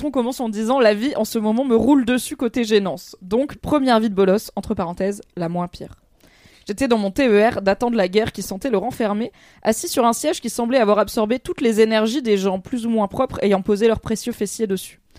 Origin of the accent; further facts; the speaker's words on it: Bordeaux, Nouvelle-Aquitaine, France; Et en vrai, je viens de Bordeaux, qui, contrairement à ce qu'on pense, est une des villes où il pleut le plus en France.